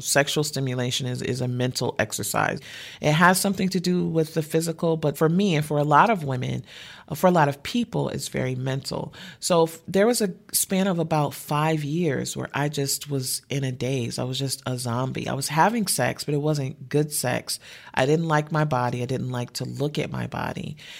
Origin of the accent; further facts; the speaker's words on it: Detroit, Michigan, United States; I'm from the Midwest and Detroit is rainy a lot